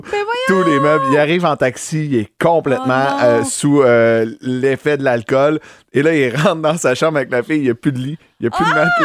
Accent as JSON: {"language": "French", "town": "Trois-Rivières", "region": "Quebec", "country": "Canada", "moved": "yes"}